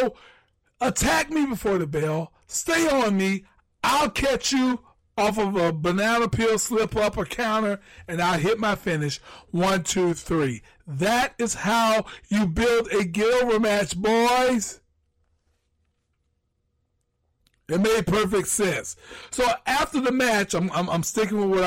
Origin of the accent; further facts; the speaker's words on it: Jacksonville, Florida, United States; Jacksonville, Florida, my hometown, my lucky place